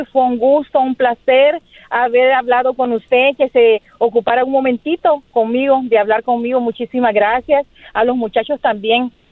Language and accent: Spanish; Nicaragua; Yo soy nicaragüense.